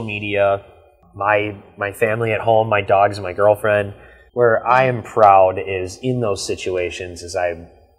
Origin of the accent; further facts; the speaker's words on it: Ripon, Wisconsin, United States; now in Fond du Lac, United States; I'm from the Green Lake Ripon area, so Green Lake's 1,000 people, Ripon's 7,000 people. I'm from that small town feel